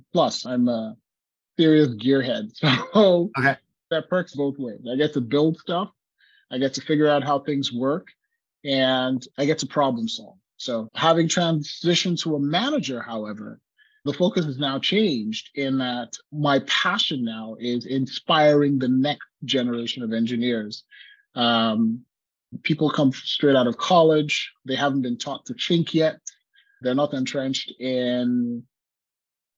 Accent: Lagos, Nigeria; moved away as an adult; also born or lived in Utah, United States / Silicon Valley, United States; now in Oregon, United States; So I grew up in Lagos, Nigeria.

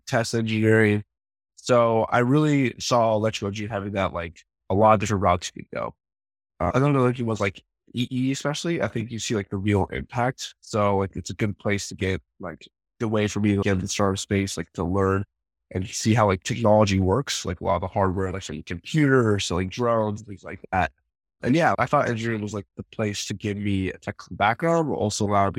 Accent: Vancouver, Washington, United States; also born or lived in Portland, Oregon / Seattle, Washington; I grew up in the Vancouver, Washington, Portland, Oregon area, went to school up in Seattle.

